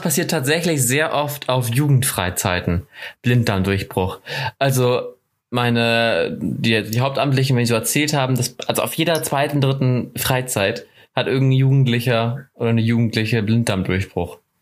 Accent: Northern Germany, Germany; accent: northern German (nordisch); moved away as an adult; also born or lived in Oldenburg, Lower Saxony; now in Ansbach, Germany; meinen nordischen Dialekt

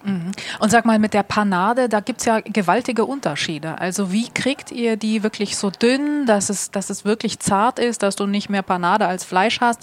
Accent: Hamburg, Germany; als Hamburgerin

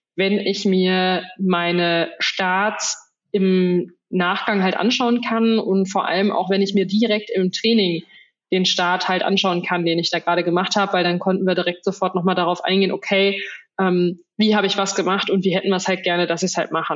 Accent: Soest, North Rhine-Westphalia, Germany; moved away; in meiner Heimatstadt gewesen in Soest

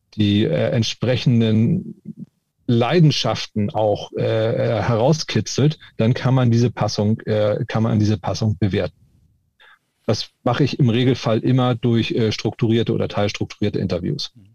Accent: Hamburg, Germany; Ich bin eben auch Hamburger. Mit Moin Moin oder Moin

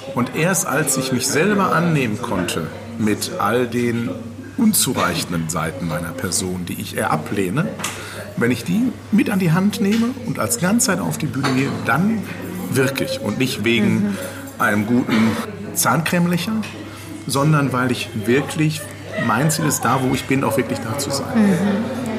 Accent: Ruhr area, North Rhine-Westphalia, Germany; ich komme aus dem Ruhrgebiet. Ich komme aus dem Pott.

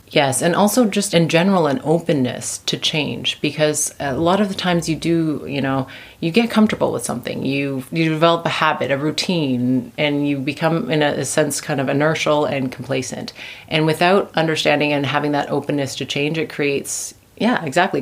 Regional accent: Canada; moved away as an adult; now in Vienna, Austria; I'm originally from Canada.

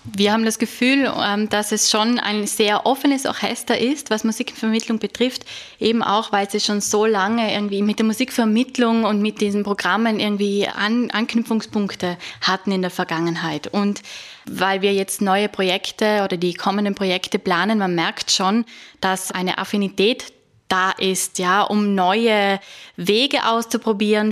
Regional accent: South Tyrol, Trentino-Alto Adige, Italy; ich komme aus Südtirol

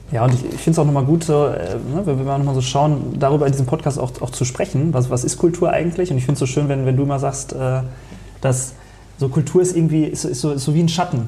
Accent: Detmold, North Rhine-Westphalia, Germany; also born or lived in Lemgo; now in Solingen, Germany; ich bin am, am Fuße des Hermannsdenkmals aufgewachsen.

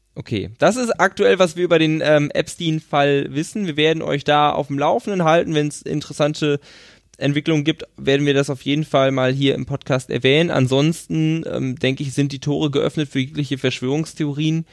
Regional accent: Schöppingen, North Rhine-Westphalia, Germany; es ist bei Ahaus, ist bei Schöpping, da wo ich herkomme

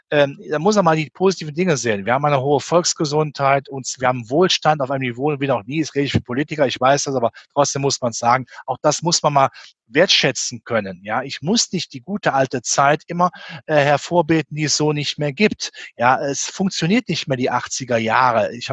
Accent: Rhineland, Germany; Ich bin ein Rheinländer und mein Motto war immer, es hätte ne immer Joti Jange, sagt der Rheinländer.

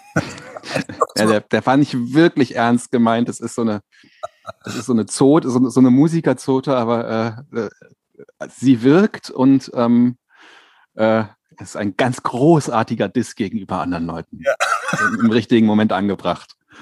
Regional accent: Berlin, Germany; moved away as an adult; also born or lived in Dinkelsbühl, Franconia; now in Potsdam, Germany; ich bin in Berlin aufgewachsen, Berlin-Lichterfelde

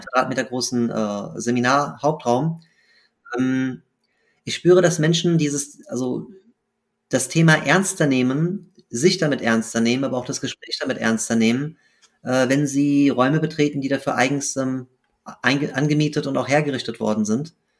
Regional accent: Frankfurt, Hesse, Germany; bin in Frankfurt geboren und aufgewachsen

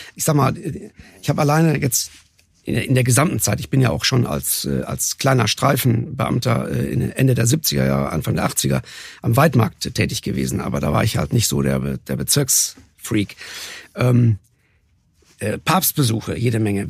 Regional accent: North Rhine-Westphalia, Germany; now in Cologne, Germany; Ich bin ja Westfale, so von, von oh. Geburt her

